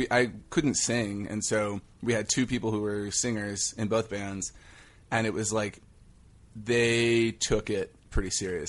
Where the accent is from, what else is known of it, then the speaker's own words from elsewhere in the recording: Denton, Texas, United States; No, I'm from Texas, actually.